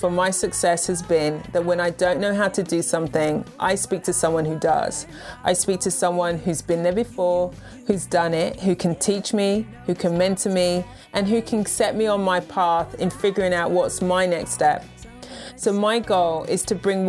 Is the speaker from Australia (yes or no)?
no; United Kingdom; moved away as an adult; now in United States; I'm a Brit living in the US